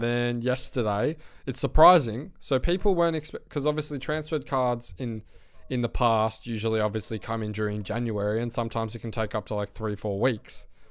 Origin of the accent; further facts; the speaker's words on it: Australia; Australian people